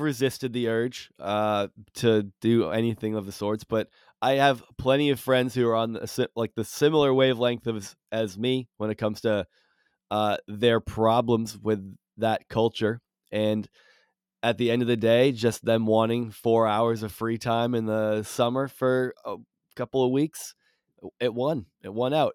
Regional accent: Rutland, Massachusetts, United States; I grew up in uh in Rutland, uh, which is pretty close to Spencer

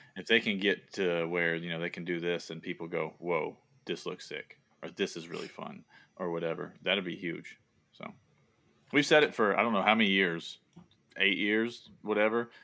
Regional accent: the South, United States; accent: Southern; moved away as an adult; now in Boston, United States; I have a Southern accent, but it's not even close to a thick Southern accent

